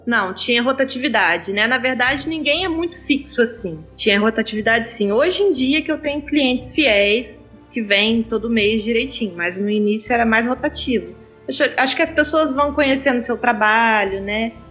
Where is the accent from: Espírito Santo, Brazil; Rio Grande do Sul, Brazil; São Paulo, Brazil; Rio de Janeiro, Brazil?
Rio de Janeiro, Brazil; Angra dos Reis; now in Barra Mansa, Brazil; Eu sou de Angra, mas eu moro em Barra Mansa